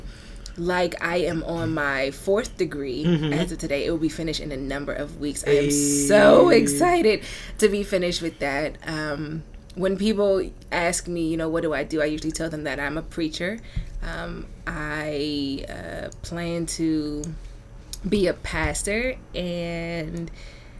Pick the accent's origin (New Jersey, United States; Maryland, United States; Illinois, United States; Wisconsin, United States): Maryland, United States; Upper Marlboro; I'm originally from Upper Marlboro, Maryland. I grew up in a two-parent household